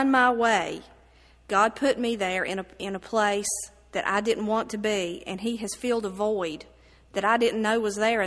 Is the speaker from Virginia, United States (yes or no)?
yes; Bland County, Virginia, United States; I have lived in Bland County all my life